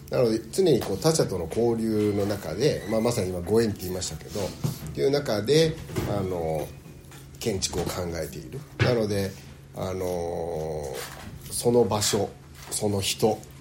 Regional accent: Kobe, Hyogo, Japan; also born or lived in United States; 東京地元神戸大阪もやったけど

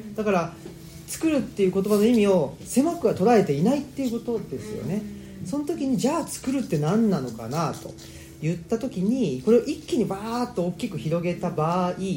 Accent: Urawa, Saitama, Japan; moved away as an adult; also born or lived in Kansai; now in Higashiyoshino, Japan; 埼玉県浦和市というところで生まれ育ちまして

